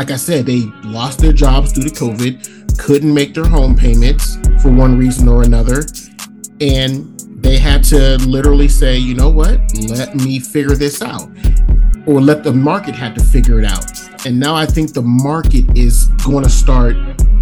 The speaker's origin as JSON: {"language": "English", "region": "California", "country": "United States", "said": "as a Californian"}